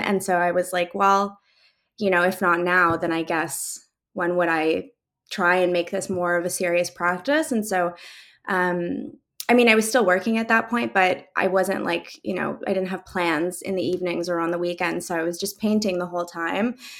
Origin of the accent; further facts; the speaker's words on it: Calgary, Alberta, Canada; also born or lived in Mainz, Germany; now in Toronto, Canada; I grew up in Calgary, but we moved to a lot of different neighborhoods within that city